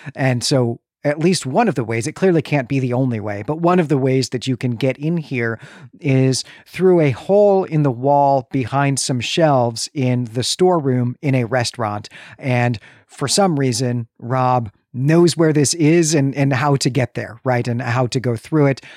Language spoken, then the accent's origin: English; Chicago, Illinois, United States; You can hear that I'm from Chicago